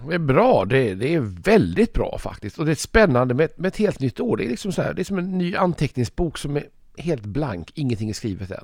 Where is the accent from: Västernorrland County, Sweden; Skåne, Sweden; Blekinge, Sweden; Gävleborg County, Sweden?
Skåne, Sweden; Malmö; i Malmö ofta, där jag kommer ifrån